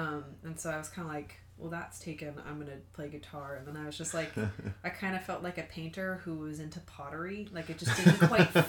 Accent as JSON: {"language": "English", "town": "Seattle", "region": "Washington", "country": "United States", "tie": "born or raised there", "said": "I grew up in Seattle."}